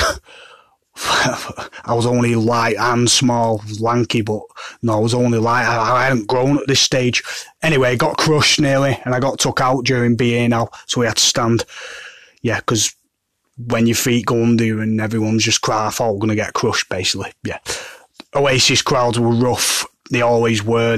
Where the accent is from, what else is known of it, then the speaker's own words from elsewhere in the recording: Manchester, North West England, United Kingdom; I'm from Manchester